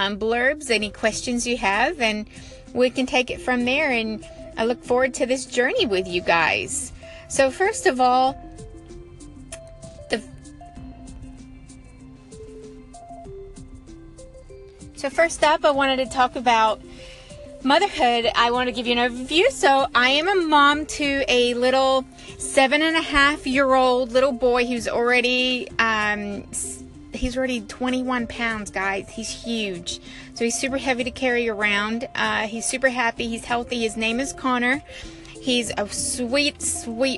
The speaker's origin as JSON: {"language": "English", "country": "New Zealand", "also_born_or_lived": "America", "moved": "yes", "lives_now": "United States", "said": "I'm originally from New Zealand. I live here in America now"}